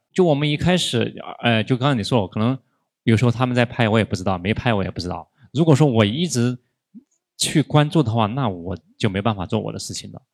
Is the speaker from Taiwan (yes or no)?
no; Chongqing, China; 我们老家是重庆的